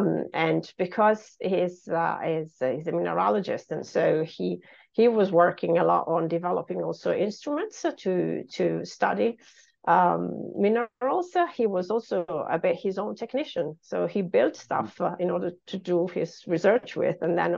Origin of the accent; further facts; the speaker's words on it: Italy; also born or lived in Genoa; So I grew up in Italy, not in this region, though. So I was born in Genova, which is a little bit further south on the coast. And then I moved through different towns, three different towns with my mom and dad because of my dad's job moving around.